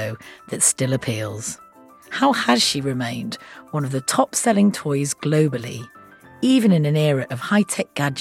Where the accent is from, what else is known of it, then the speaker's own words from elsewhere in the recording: United Kingdom; as a Brit